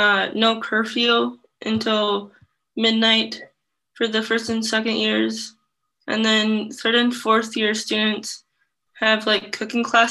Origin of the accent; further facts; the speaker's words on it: Iowa City, Iowa, United States; also born or lived in Vietnam; I've lived here all my life, I guess after I was adopted